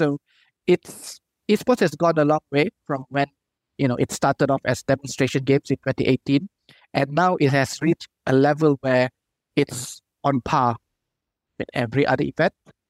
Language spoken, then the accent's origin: English; Malaysia; we are Malaysian first